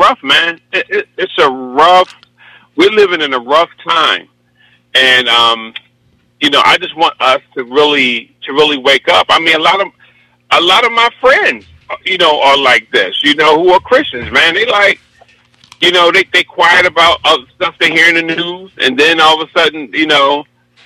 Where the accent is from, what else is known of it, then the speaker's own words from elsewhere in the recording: Philadelphia, Pennsylvania, United States; I'm from Philly. I'm up in Mount Airy